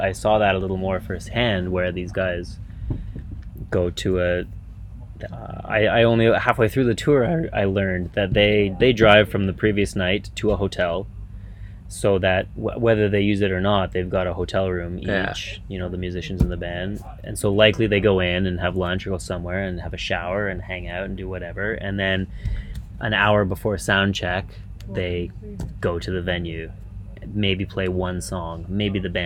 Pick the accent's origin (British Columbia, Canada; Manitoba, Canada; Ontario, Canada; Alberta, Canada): Ontario, Canada; Ottawa; moved away as an adult; also born or lived in Vancouver; I grew up in Ottawa, Canada